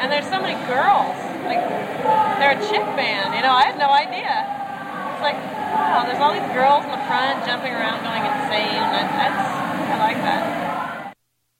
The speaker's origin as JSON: {"language": "English", "area": "the Northwest", "region": "Pacific Northwest", "country": "United States", "said": "We're from the Northwest."}